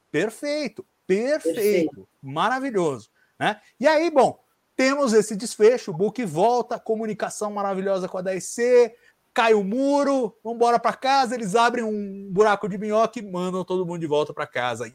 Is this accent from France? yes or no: no; Brazil; Nós somos brasileiros